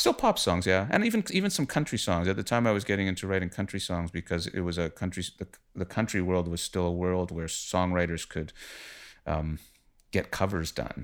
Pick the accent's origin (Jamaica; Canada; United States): Canada; Winnipeg, Manitoba; moved away as an adult; also born or lived in Toronto; I am from Winnipeg originally. I came to Toronto when I was about twenty or so